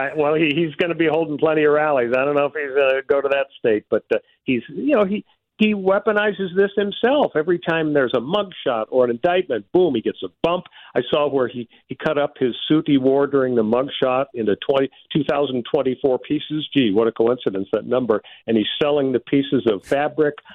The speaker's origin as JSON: {"language": "English", "region": "California", "country": "United States", "said": "my home state, California"}